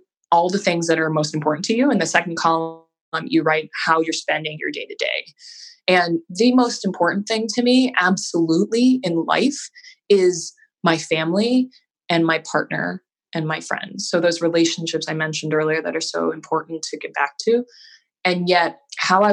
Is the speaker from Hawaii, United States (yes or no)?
yes; Hawaii, United States; now in Boston, United States; I am originally from Hawaii and I live in Boston now.